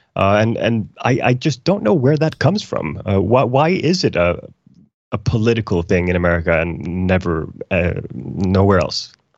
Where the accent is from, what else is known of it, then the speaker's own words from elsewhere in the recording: Iceland; now in Sweden; I'm from Iceland originally